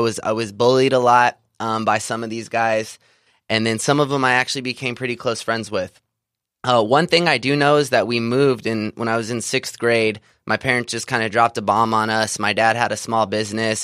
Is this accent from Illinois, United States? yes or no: no; Visalia, California, United States; I grew up in Central California, uh, small town of Visalia